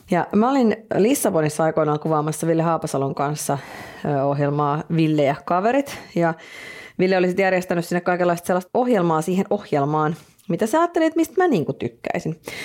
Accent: Finland; me ollaan Suomesta

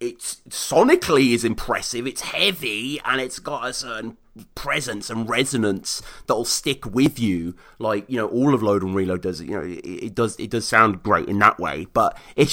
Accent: Birmingham, West Midlands, United Kingdom; in my hometown of Birmingham

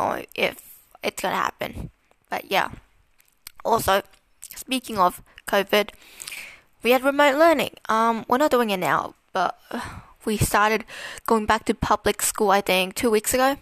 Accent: Melbourne, Victoria, Australia; I was born in Melbourne, Australia. I've lived in Melbourne for my whole life

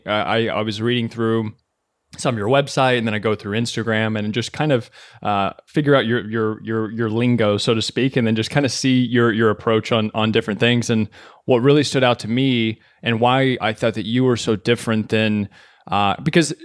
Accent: Kentucky, United States; moved away as an adult; now in New York City, United States; I was born and raised in Kentucky.

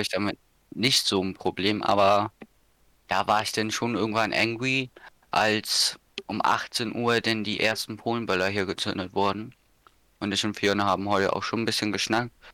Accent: Schleswig-Holstein, Germany; hier bei uns in Schleswig-Holstein

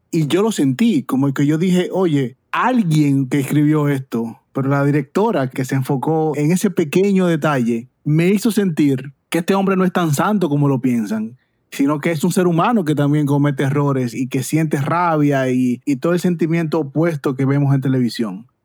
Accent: Dominican Republic; now in United States; en mi país, en Dominicana

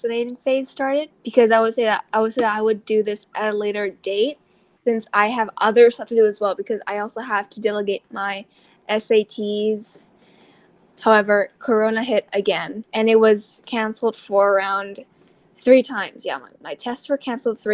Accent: Thailand; I am from Thailand

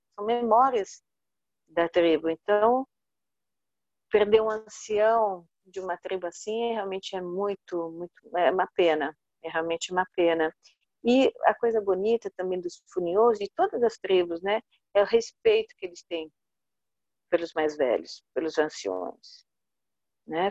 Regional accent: Brazil; also born or lived in Italy; a gente, como brasileiro, né? Eu sou meio brasileira, meio italiana

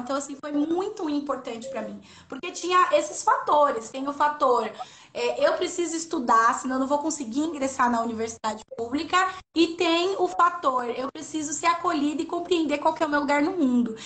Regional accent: São Paulo, Brazil; na minha quebrada, né? No Parque São Rafael, aqui no território da Zona Leste

